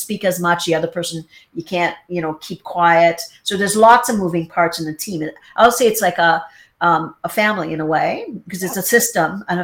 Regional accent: Trinidad & Tobago; me in Trinidad, kind of extended family

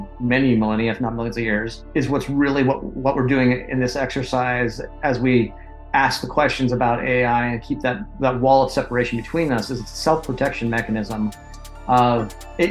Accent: United States; I'm an American

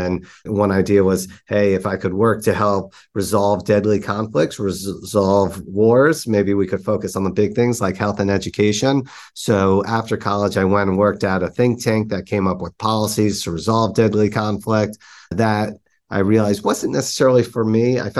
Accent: New York, United States; growing up in New York, I feel like you're just surrounded by energy and entrepreneurship just seems to be in all places.

